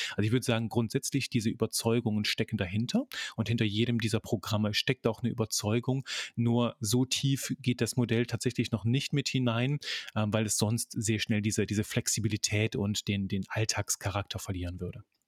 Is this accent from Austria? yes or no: no; Belgium; also born or lived in near Cologne, Germany; now in Germany; bin Belgier von, von Geburt an, lebe in der Nähe von Köln